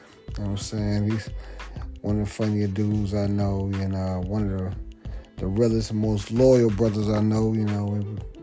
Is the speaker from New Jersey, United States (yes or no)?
no; D.C. area, Maryland, United States; moved away; also born or lived in Washington, D.C.; I'm from the Maryland, D.C. area